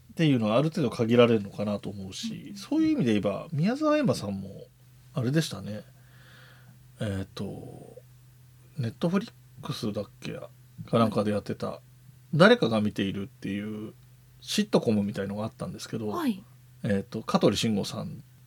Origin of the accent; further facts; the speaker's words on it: Yamanashi, Japan; 自分が出身が山梨県なので